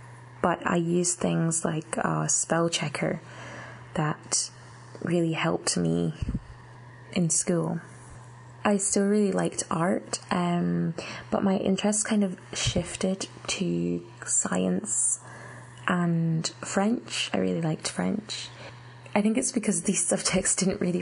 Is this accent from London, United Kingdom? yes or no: no; Scotland, United Kingdom; I was born in Scotland and I had been all my life, I had done all my education through the Scottish education system